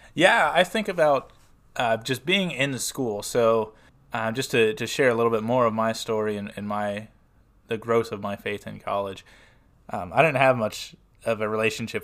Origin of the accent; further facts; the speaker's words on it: Smyrna, Tennessee, United States; I am from Smyrna, Tennessee, which is just southeast of Nashville